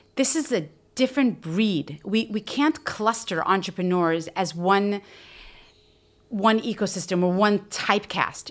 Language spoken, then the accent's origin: English; United States; moved away as an adult; now in Israel; as an American, now living in Israel for we, well over a decade